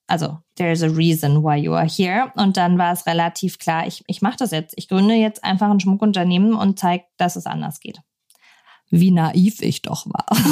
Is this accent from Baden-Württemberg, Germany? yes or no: yes; Pforzheim, Baden-Württemberg, Germany; Ich bin auch in Pforzheim geboren, der Goldstadt Deutschlands, mhm. steht auch immer noch auf dem Autobahnschild. ich sehr stolz drauf. nee, aber ähm, bin da eben groß geworden